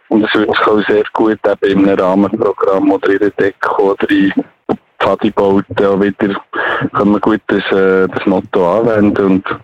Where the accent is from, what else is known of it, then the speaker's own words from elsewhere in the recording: Biel, Bern, Switzerland; Ich bin in Biel aufgewachsen